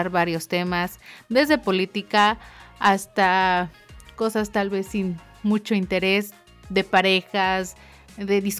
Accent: Mexico; now in New Zealand; Somos una pareja mexicana que vive en Nueva Zelanda.

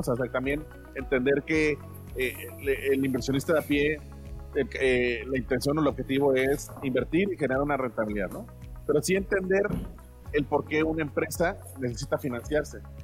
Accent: Mexico; yo como mexicano.

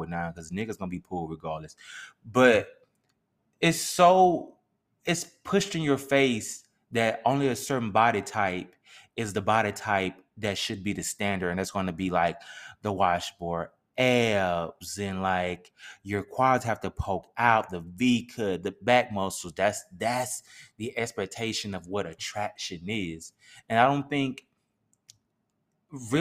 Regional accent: Mississippi, United States; we can only speak from Mississippi because we're from Mississippi

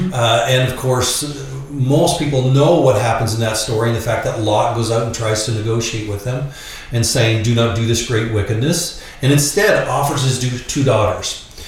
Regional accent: Canada; accent: Canadian; moved away; I'm actually a Canadian. That's the accent you're hearing.

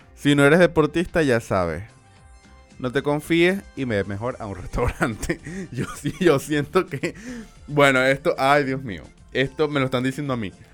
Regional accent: Maracaibo, Zulia, Venezuela; accent: Maracucho; tenéis como maracucho y no como español

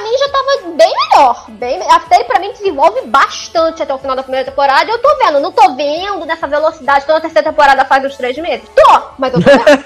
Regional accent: Rio de Janeiro, Brazil; eu sou carioca

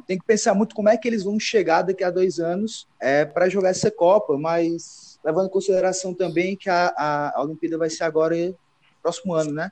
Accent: Brazil; todos nós que somos brasileiros

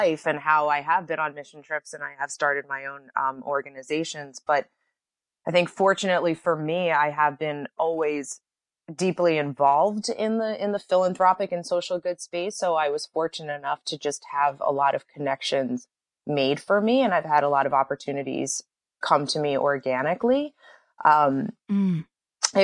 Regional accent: East Coast, United States; moved away as an adult; also born or lived in New York; now in Los Angeles, United States; I was born and raised on the East Coast

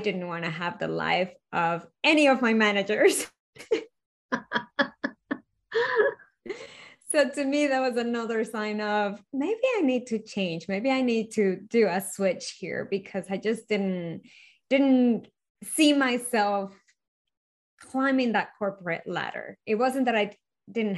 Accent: Venezuela; moved away; I was born and raised in Venezuela

